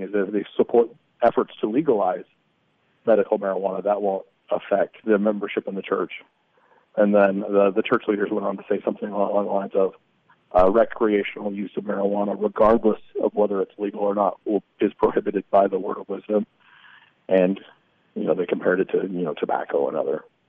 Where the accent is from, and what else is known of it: Springville, Utah, United States; born or raised there; now in Texas, United States